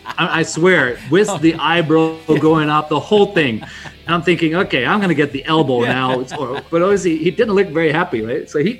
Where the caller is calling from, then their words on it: Bangkok, Thailand; I'm calling in from Bangkok, Thailand.